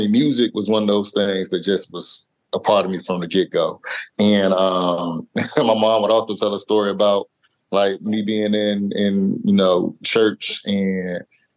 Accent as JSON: {"language": "English", "town": "Portsmouth", "region": "Virginia", "country": "United States", "tie": "born or raised there", "said": "I'm from Portsmouth, Virginia. So I'm from the coast. That's right next to Virginia Beach and Norfolk and everything. Grew up on the water."}